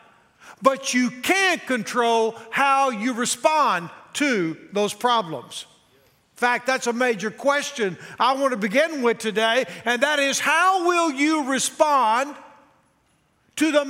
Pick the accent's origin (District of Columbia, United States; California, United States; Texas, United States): Texas, United States; now in Nashville, United States; We're both from Texas